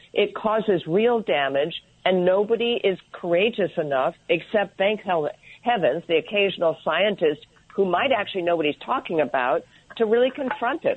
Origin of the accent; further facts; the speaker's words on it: Sharon, Connecticut, United States; I grew up in Sharon, Connecticut